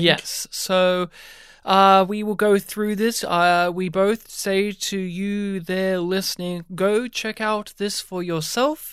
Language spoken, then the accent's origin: English; New South Wales, Australia; moved away as an adult; now in Melbourne, Australia; even though I've not lived in my hometown for well over a decade now, I'm still used to the summer heat of, uh, my home state of New South Wales